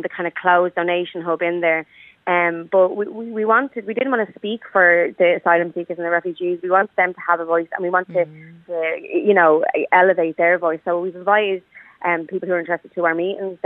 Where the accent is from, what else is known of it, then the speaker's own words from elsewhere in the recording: Dublin, Leinster, Ireland; I grew up in East Wall